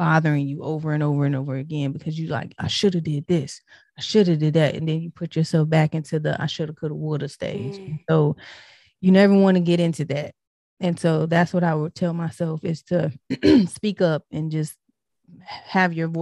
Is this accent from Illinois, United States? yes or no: no; Tennessee, United States; also born or lived in Detroit, Michigan; I'm originally from Detroit, but I was raised in Tennessee, so I got more of the down south, southern type background.